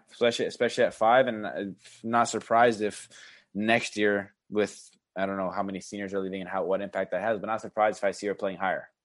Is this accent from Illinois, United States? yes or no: yes; Chicago, Illinois, United States; I grew up in Chicago